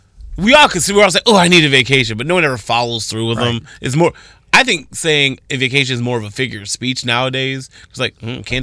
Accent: Toledo, Ohio, United States; I'm from Toledo, Ohio. You know what I mean? They're like, what? You're not British?

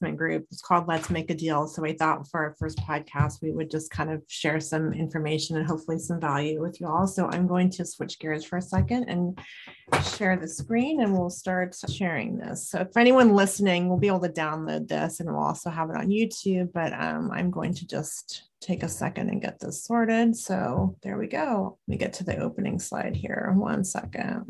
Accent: California, United States; now in Portland, United States; I'm from California

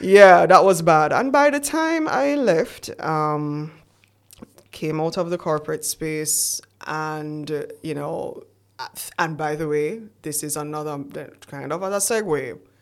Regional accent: Jamaica; we're Jamaican

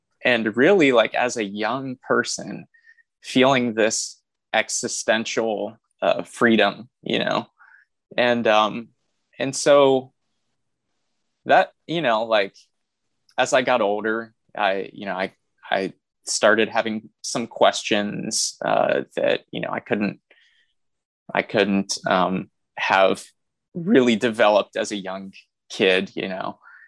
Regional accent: Anderson, Indiana, United States; I was raised in the Church of God, out of in Anderson, Indiana, which is, you know, where I went to seminary at Anderson University.

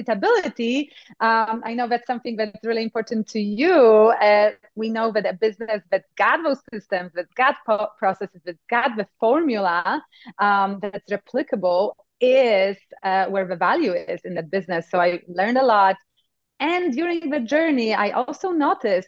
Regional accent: Poland; accent: Eastern Europe; now in United States; I come actually from Poland. So if you were thinking this is an Eastern Texas accent, you were close, but not quite. It's Eastern Europe. And I grew up in times of communism.

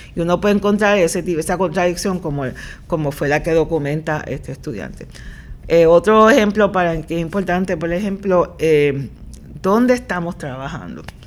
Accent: Puerto Rico; also born or lived in Nashville, Tennessee, United States / New Haven, Connecticut, United States; ese es el perfil real de nuestra población

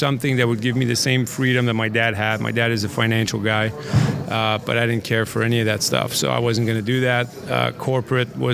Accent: Montreal, Quebec, Canada; also born or lived in East Coast, United States; now in St. Louis, United States; I've been living in the States now for 20-some years. I grew up in Montreal

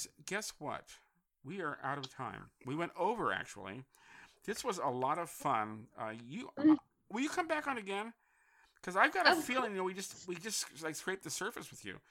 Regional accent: San Francisco, California, United States; also born or lived in Connecticut; I grew up in San Francisco

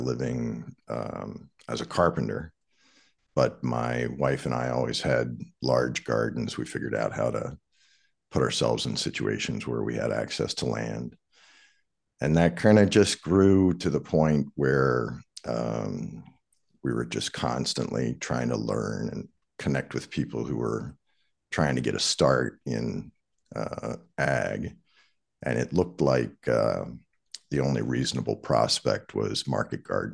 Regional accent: Anne Arundel County, Maryland, United States; moved away; I grew up in Arundel County, Maryland, right on the Magathy River, and basically fished every day as a child

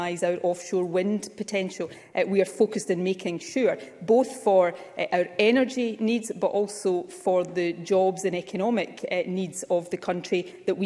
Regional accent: North Ayrshire, Scotland, United Kingdom; I grew up in North Ayrshire, not too far from Hunterston B Power Station

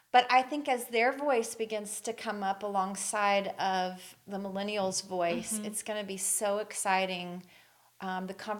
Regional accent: the South, United States; moved away as an adult; the way I was raised in the South, was obviously very conservative

